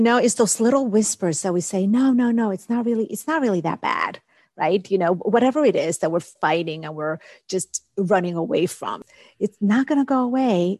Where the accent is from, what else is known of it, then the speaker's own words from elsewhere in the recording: Dominican Republic; moved away; I'm from the Dominican Republic, and I remember growing up, the neighbors coming over to my grandmother